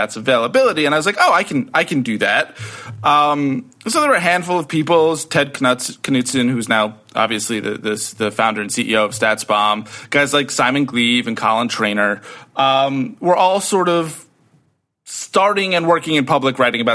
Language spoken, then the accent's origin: English; United States; I'm growing up in America